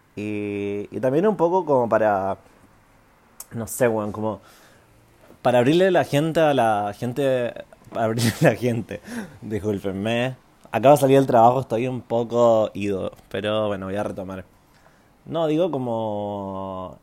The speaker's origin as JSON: {"language": "Spanish", "town": "Santiago", "region": "Santiago Metropolitan Region", "country": "Chile", "tie": "born or raised there", "also_born_or_lived": "Canada", "moved": "as an adult", "lives_now": "Berlin, Germany", "said": "viví en Chile, en Santiago, hasta los 19 años"}